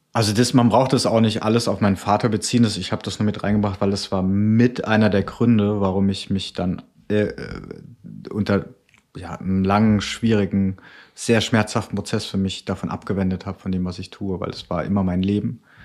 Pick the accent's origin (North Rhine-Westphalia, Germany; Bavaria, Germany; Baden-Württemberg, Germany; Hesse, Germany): Baden-Württemberg, Germany; near Karlsruhe; now in Cologne, Germany; Also ich komme eigentlich aus dem Süden, ist der Nähe von Karlsruhe